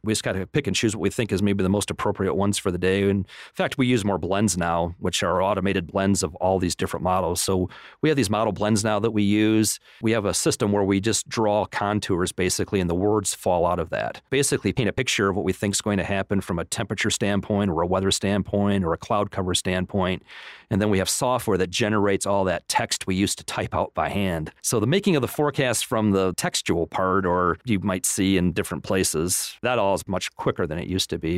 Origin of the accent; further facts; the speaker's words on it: Flint, Michigan, United States; moved away as an adult; now in Lubbock, United States; I grew up in Michigan, Flint, Michigan